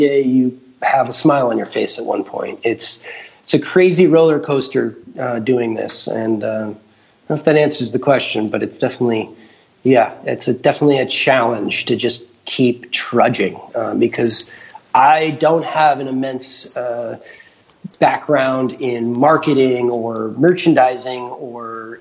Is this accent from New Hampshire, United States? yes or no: yes; New Hampshire, United States; I'm a farmer from New Hampshire